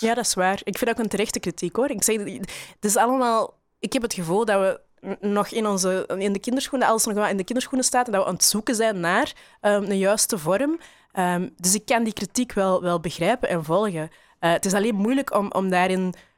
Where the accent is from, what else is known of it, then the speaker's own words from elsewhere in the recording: Belgium; ik ben opgegroeid in België